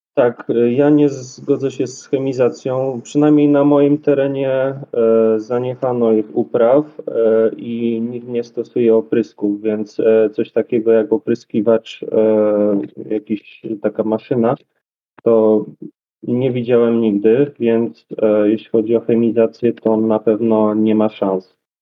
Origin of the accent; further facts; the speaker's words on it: Dobra, Poland; also born or lived in Kraków; u siebie w Dobrej